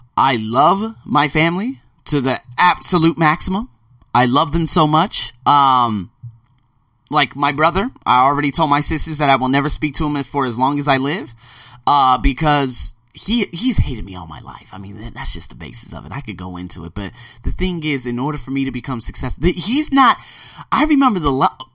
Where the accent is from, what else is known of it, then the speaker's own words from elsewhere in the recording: Las Vegas, Nevada, United States; moved away as an adult; also born or lived in Melbourne, Australia / Sydney, Australia; Born and raised in Las Vegas